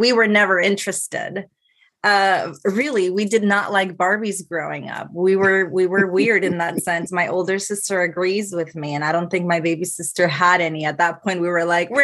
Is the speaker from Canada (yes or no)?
no; Ponce, Puerto Rico; also born or lived in Mayagüez, Puerto Rico / San Juan, Puerto Rico; I am from Ponce, so it is south of the island